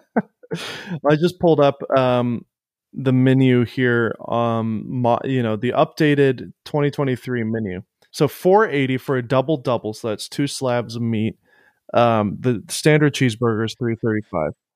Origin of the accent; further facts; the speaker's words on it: Florida, United States; now in Nashville, United States; I grew up going to Whataburger in Florida all the time when I was younger